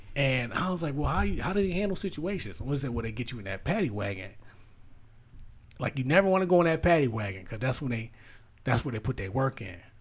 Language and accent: English; United States; accent: American; my American accent